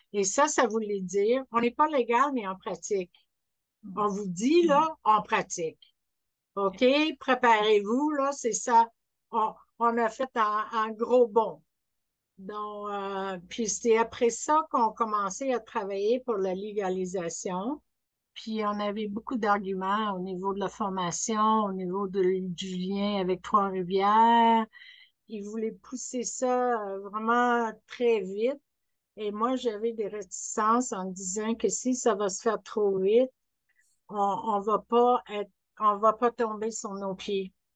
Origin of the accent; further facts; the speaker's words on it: Scotland, United Kingdom; French is a second language; now in Quebec, Canada; je suis née en Écosse